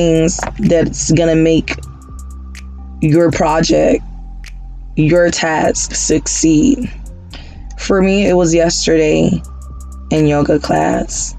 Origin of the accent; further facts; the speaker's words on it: Haiti; moved away; I am originally from Haiti